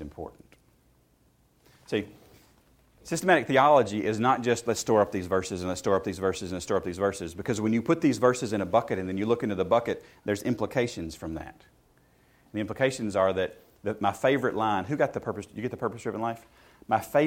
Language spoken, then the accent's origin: English; the South, United States; where I grew up in the South